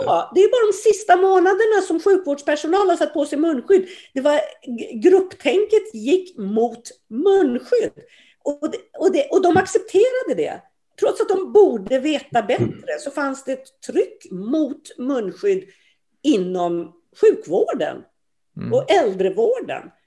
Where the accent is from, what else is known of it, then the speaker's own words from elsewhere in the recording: Sweden; vi svenskar